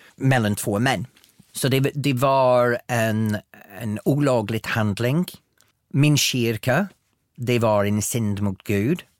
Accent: northern England, United Kingdom; accent: broad northern English; first language English; Swedish is a second language; moved away as an adult; now in Sweden; på engelska så har jag en väldigt bred norra engelsk dialekt

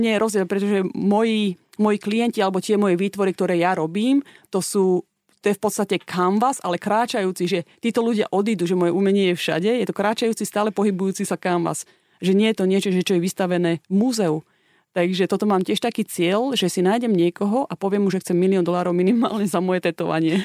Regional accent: Slovakia; moved away as an adult; also born or lived in Australia; ja keď som mala 19 rokov, som odišla zo Slovenska

